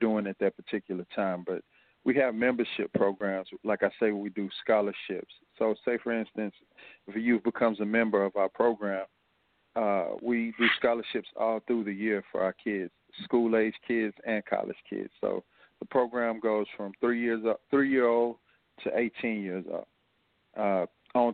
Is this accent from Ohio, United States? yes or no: no; Fort Worth, Texas, United States; now in Houston, United States; I come from Fort Worth and Como, which is the same as you would have here in Houston